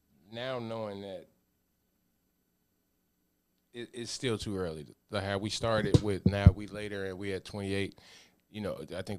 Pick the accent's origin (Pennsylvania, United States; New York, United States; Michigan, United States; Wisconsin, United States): Pennsylvania, United States; Pittsburgh; People have a fan of the Cowboys, but I'm from Pittsburgh.